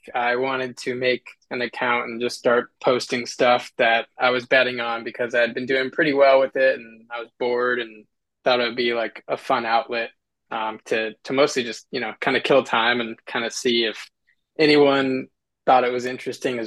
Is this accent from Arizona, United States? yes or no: yes; Phoenix, Arizona, United States; growing up in Phoenix